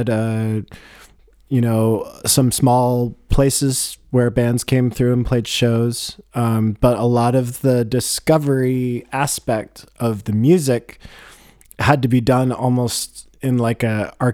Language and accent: English; Boulder, Colorado, United States; grew up in Boulder